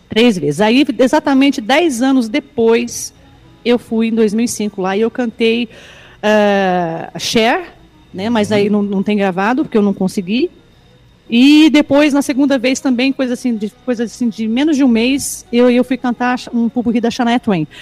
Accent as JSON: {"language": "Portuguese", "town": "São Sebastião do Paraíso", "region": "Minas Gerais", "country": "Brazil", "tie": "born or raised there", "said": "Eu sou mineira de São Sebastião do Paraíso."}